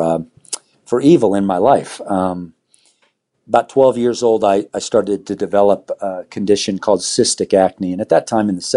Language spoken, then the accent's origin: English; Southern California, United States; now in Arvada, United States; I grew up in Southern California